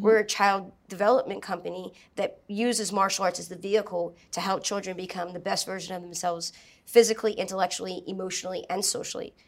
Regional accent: New Orleans, Louisiana, United States; I grew up in New Orleans

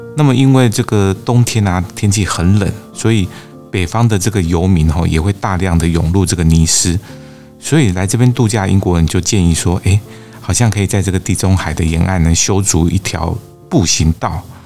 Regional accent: Kaohsiung, Taiwan; also born or lived in Tamsui; 我在淡水出生，那么在高雄长大

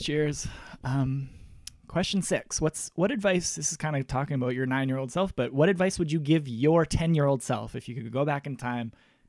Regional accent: Russell, Manitoba, Canada; I get in a little bit of trouble when I go home, because I'm from Russell, Manitoba, and sometimes the conversations can be small town-ish

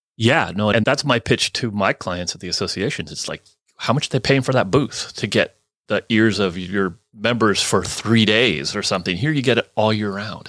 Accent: Burlingame, California, United States; also born or lived in Oakland, California / Chico, California / Carson City, Nevada; I grew up on the peninsula, Burlingame

